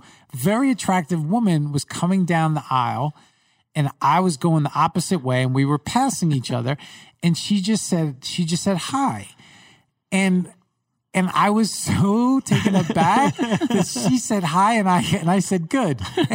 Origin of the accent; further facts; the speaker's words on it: Long Island, New York, United States; accent: Long Island; Growing up in New York